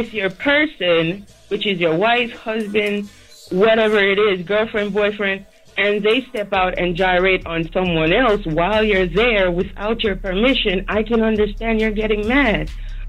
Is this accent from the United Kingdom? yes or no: no; Jamaica; now in Long Island, United States; So I'm Jamaican by birth. I'm from the Caribbean. This is the culture of the Caribbean.